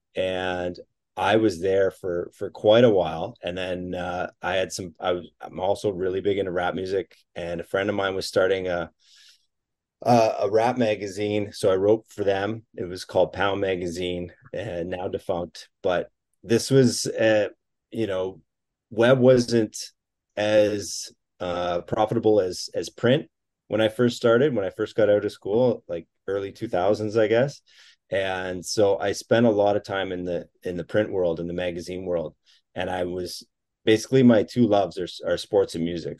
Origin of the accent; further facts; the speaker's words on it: Collingwood, Ontario, Canada; I grew up in Collingwood